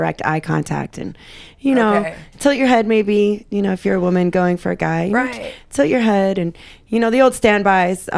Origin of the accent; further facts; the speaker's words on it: Chicago, Illinois, United States; now in Miami Beach, United States; I'm from Chicago